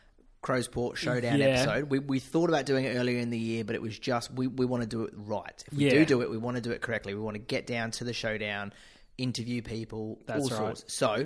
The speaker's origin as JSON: {"language": "English", "region": "England", "country": "United Kingdom", "moved": "yes", "lives_now": "Australia", "said": "despite being British and English..."}